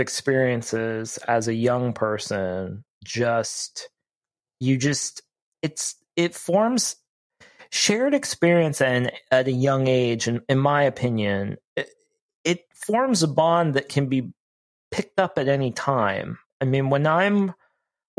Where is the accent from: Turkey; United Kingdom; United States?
United States; Ohio; moved away; I grew up in Ohio, so I'm far from home